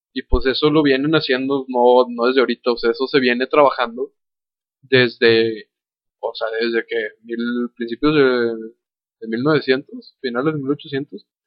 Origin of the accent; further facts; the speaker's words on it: Mexico; also born or lived in Torreón, Coahuila; como cultura, mexicana